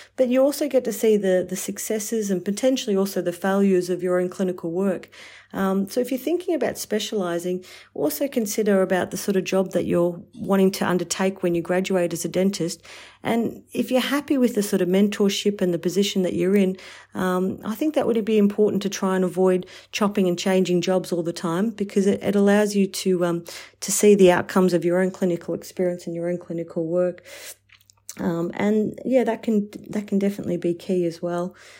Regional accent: Warragul, Victoria, Australia; also born or lived in Melbourne; going back to my hometown of, um, of Warragul and working there for three years

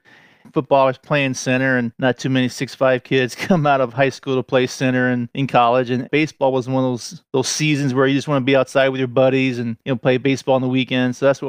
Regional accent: Mariah Hill, Indiana, United States; I'm from a very small town called Mariah Hill, and in that general area, there's a lot of small towns that kind of feed into one high school.

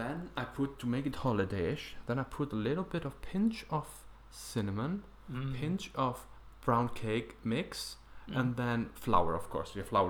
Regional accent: Iceland

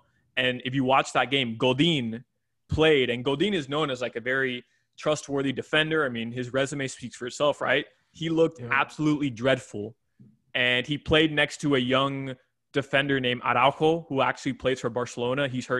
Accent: Kendall, Florida, United States; I was born in Kendall

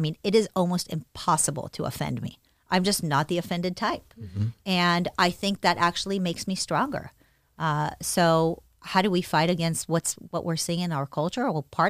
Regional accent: Israel; also born or lived in United States; I was born in the States. My parents were both very good to me. It's not that I experienced any sort of abuse ever, but things were tough. My mom raised me on her own. She was a single mother. We moved from the United States to Israel.

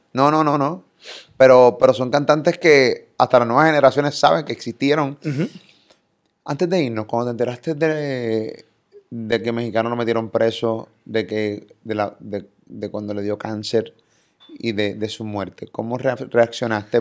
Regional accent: Carolina, Puerto Rico; Yo soy de Carolina

